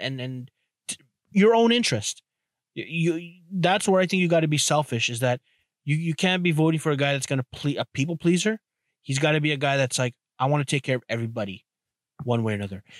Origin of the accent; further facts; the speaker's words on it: Canada; as a Canadian